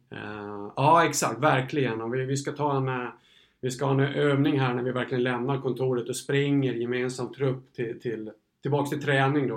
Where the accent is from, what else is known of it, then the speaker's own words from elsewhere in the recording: Gotland, Sweden; moved away; som gotlänning